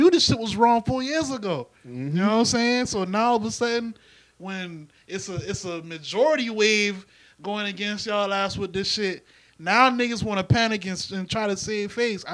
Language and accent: English; the South, United States; I'm from the South